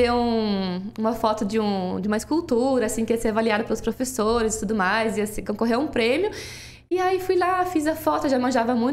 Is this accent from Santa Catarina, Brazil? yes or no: no; Toledo, Paraná, Brazil; Sou de Toledo, nascida em Toledo.